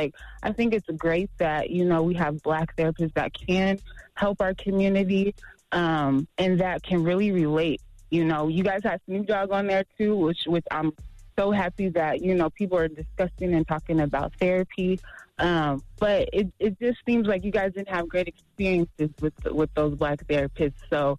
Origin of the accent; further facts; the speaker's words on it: Las Vegas, Nevada, United States; So, I'm a therapist from Vegas, and I know that you didn't do this consciously